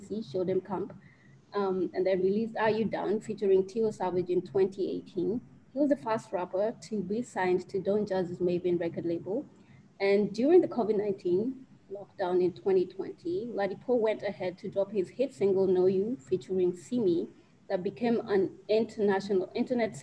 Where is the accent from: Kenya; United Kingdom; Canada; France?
Kenya; I am Kenyan with over 5 years experience in the music industry